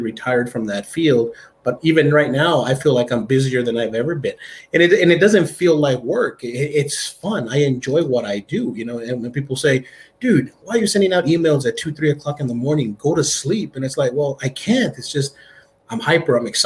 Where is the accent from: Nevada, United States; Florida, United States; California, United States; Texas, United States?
Texas, United States; El Paso; I was born and raised here in El Paso, poor side of town, wrong side of the tracks